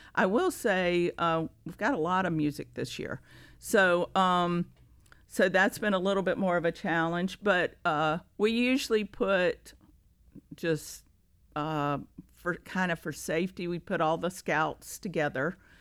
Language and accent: English; Greensboro, North Carolina, United States; moved away as an adult; now in Rock Hill, United States; I am from Greensboro, North Carolina